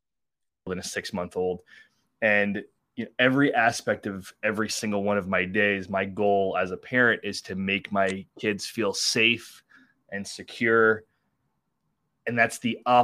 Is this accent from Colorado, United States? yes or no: no; Long Island, New York, United States; born or raised there